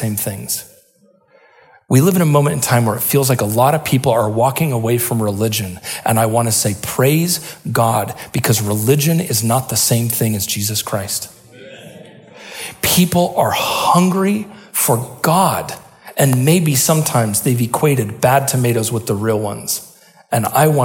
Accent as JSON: {"language": "English", "town": "Salem", "region": "Oregon", "country": "United States", "tie": "born or raised there", "said": "Where I grew up in Salem, it rained all the time"}